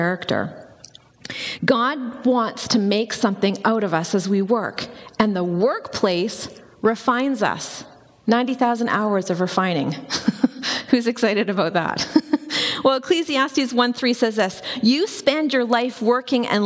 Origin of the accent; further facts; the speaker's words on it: Campbell River, British Columbia, Canada; I grew up in Campbell River, which is on Vancouver Island.